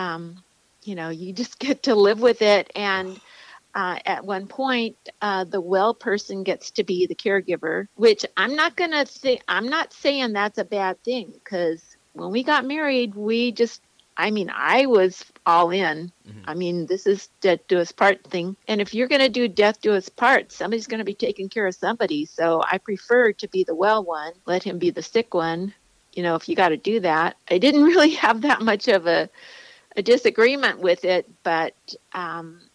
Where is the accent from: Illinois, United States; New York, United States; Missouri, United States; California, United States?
California, United States; San Diego; I grew up in San Diego, California. It's such a great place. And I still live here